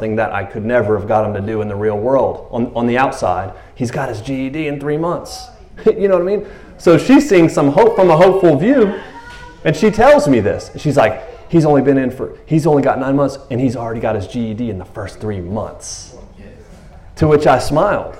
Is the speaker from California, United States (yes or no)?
no; Tyler, Texas, United States; I'm from Tyler, Texas, or a minister